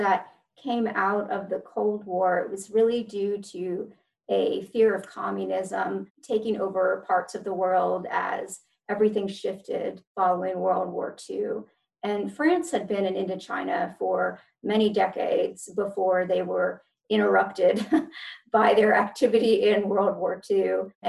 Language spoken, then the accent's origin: English; Fayetteville, North Carolina, United States; Sure. So I grew up in Fayetteville, North Carolina. I am an Army brat